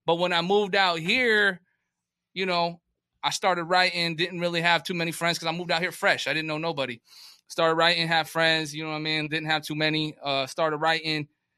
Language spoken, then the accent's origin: English; New Haven, Connecticut, United States; also born or lived in North County, San Diego, California; now in San Diego, United States; New Haven, Connecticut gave me all the base to jump off of.